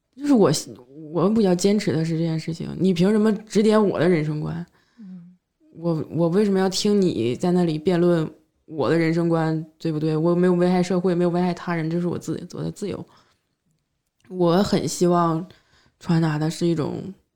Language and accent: Chinese; Shenyang, Liaoning, China; now in Beijing, China; 我从我们沈阳出来的人